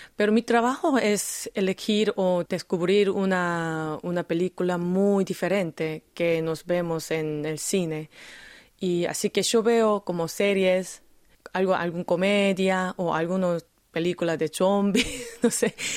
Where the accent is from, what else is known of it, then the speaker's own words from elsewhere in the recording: Busan, South Korea; Spanish is a second language; Yo nací en Busan, obviamente mi secundario estaba en Busan